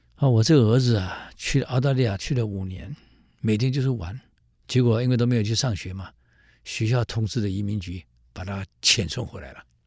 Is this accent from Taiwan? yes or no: yes; Taiwan; 在大陆的历史课本有提，我们台湾人没提过啊